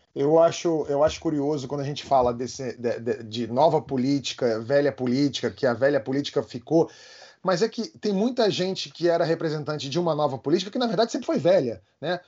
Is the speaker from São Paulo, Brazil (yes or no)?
no; Rio de Janeiro, Brazil; Eu sou carioca